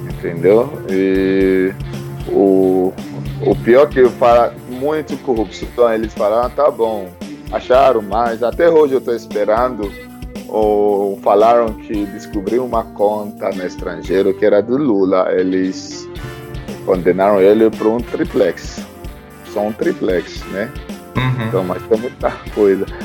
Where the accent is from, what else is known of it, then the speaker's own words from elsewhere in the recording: Lagos, Nigeria; Portuguese is a second language; moved away as an adult; also born or lived in Owerri, Nigeria; now in Brazil; Eu, eu cresci em Lagos, mas eu venho de cidade chamada Owerri, mas eu cresci em Lagos.